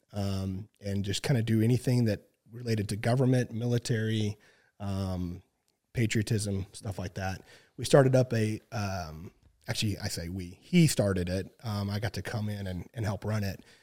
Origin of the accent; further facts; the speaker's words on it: Southwest Missouri, United States; work school down in Southwest Missouri. Um, it's actually where, my hometown